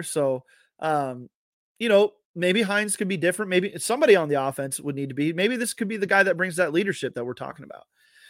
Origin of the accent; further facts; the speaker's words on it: North and South Dakota, United States; also born or lived in Turkey; So I grew up in a military family. I was born in Turkey. I was raised in North and South Dakota. That's just where Dad was stationed.